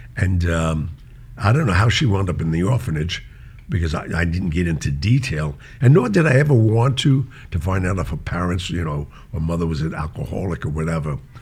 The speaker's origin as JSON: {"language": "English", "town": "New York City", "region": "New York", "country": "United States", "said": "I'm a kid from Mulberry Street"}